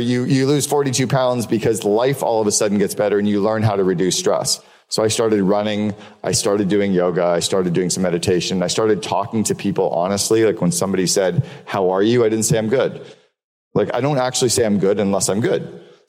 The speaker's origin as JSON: {"language": "English", "country": "Canada", "also_born_or_lived": "Seattle", "said": "I'm moving from Seattle back to Canada"}